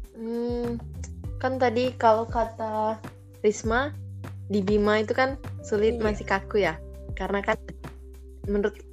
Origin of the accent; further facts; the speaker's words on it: Jambi, Indonesia; daerahku sendirian di Kota Jambi itu enggak nggak pakai bahasa Melayu